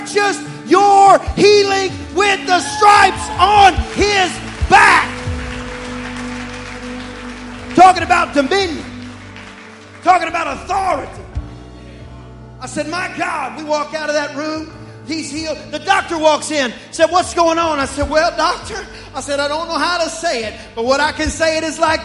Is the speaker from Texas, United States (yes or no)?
yes; East Texas, United States; I'm from East Texas and that's how we talk when we're serious.